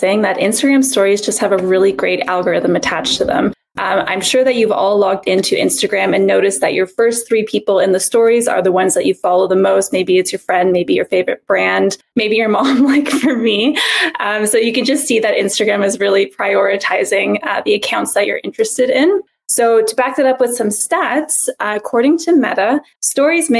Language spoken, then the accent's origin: English; Montreal, Quebec, Canada; I am from Montreal